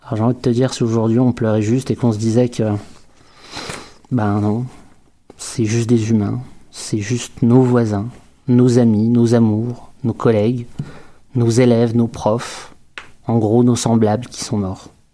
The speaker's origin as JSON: {"language": "French", "town": "Quebec City", "region": "Quebec", "country": "Canada", "said": "chez nous, à Québec, dans une ville tranquille"}